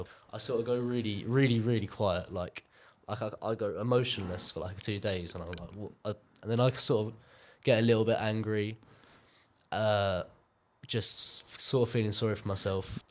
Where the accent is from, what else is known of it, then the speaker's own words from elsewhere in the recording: Canterbury, South East England, United Kingdom; in my hometown of Canterbury, it's just a little city in Kent